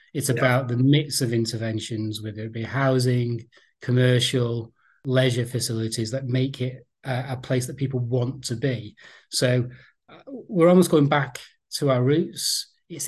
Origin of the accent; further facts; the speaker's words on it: Bury, North West England, United Kingdom; also born or lived in St Helens; now in Merseyside, United Kingdom; I grew up in an area of North Manchester. I often say I'm from Bury because the bit of North Manchester I'm from is technically in the borough of Bury.